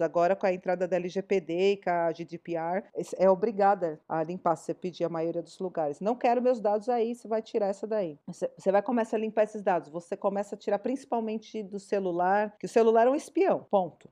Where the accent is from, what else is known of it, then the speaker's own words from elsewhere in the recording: São Paulo, Brazil; Eu não sou de Campinas, eu sou de São Paulo